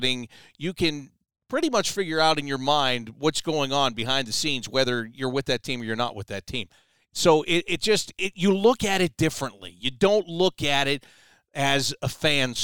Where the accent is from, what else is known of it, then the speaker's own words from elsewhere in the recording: Pittsburgh, Pennsylvania, United States; moved away as an adult; also born or lived in Syracuse; now in Columbus, United States; I was born in Pittsburgh. I grew up outside of Pittsburgh